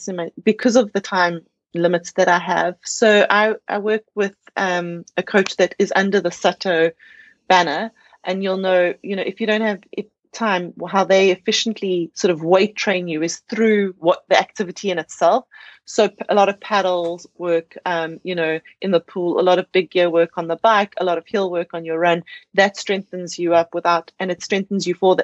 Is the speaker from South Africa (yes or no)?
yes; South Africa; being a South African on South African soil